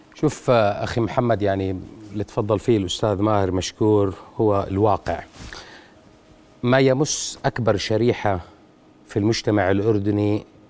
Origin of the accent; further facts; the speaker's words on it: Jordan; عندنا بالاردن 23 شركه تامين